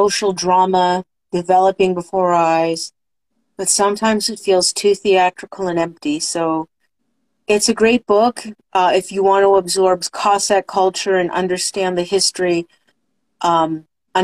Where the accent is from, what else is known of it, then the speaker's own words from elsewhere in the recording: United States; I'm an American.